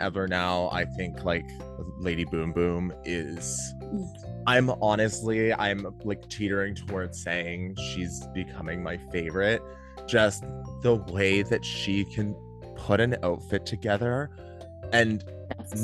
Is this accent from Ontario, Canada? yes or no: yes; Toronto, Ontario, Canada; I'm from Toronto